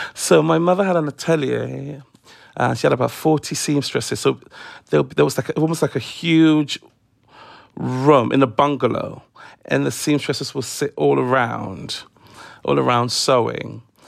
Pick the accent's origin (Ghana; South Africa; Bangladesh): Ghana; now in London, United Kingdom; growing up in Africa